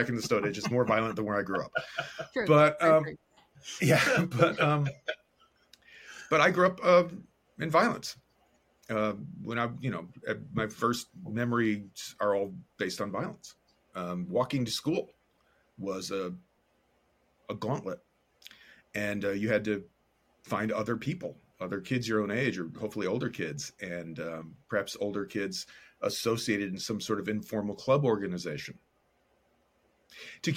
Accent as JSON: {"language": "English", "town": "Chicago", "region": "Illinois", "country": "United States", "tie": "born or raised there", "said": "I was born in the South Side of Chicago to two Chicago public school teachers"}